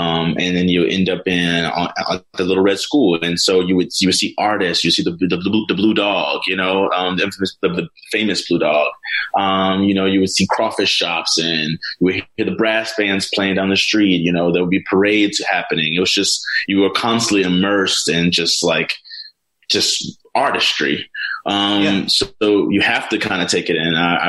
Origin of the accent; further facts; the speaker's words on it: New Orleans, Louisiana, United States; I grew up in New Orleans. My parents are musicians. My dad's a classically trained saxophonist, and my mom's a jazz vocalist. So music was really heavy in our home.